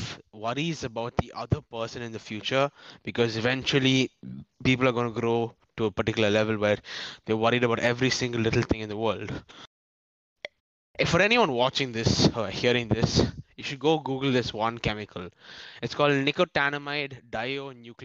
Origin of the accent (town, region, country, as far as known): India